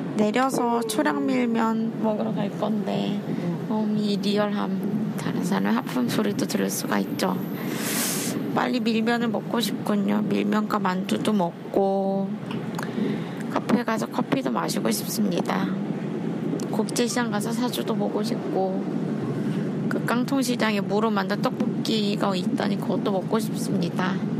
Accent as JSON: {"language": "Korean", "region": "Seoul", "country": "South Korea", "said": "제가 서울 사람이란 걸"}